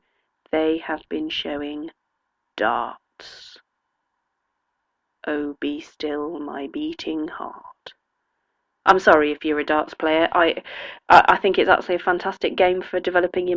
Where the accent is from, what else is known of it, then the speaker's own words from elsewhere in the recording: England, United Kingdom; as we English would say